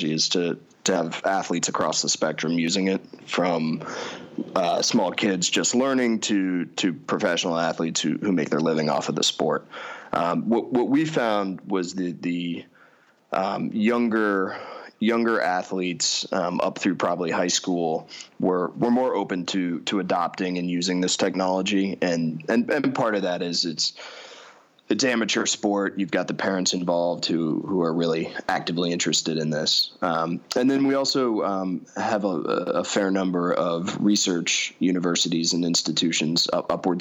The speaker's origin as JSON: {"language": "English", "region": "Colorado", "country": "United States", "tie": "born or raised there", "said": "I grew up out in Colorado"}